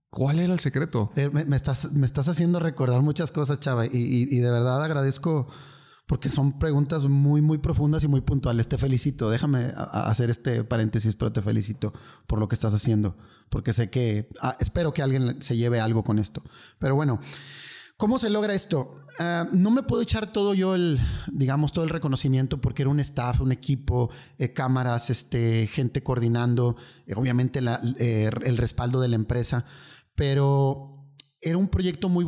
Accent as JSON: {"language": "Spanish", "region": "northern Mexico", "country": "Mexico", "said": "aparte ya sabes cómo somos los, norteños, somos como muy bullying."}